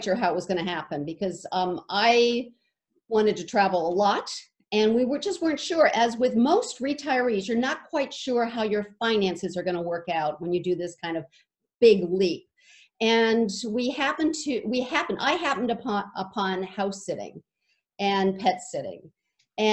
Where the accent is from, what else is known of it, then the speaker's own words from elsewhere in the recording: Arizona, United States; We come from Arizona, and we've got two daughters and five grandchildren